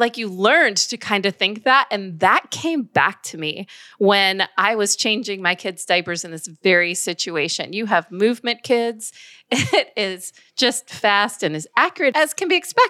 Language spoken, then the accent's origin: English; the South, United States; we're from the South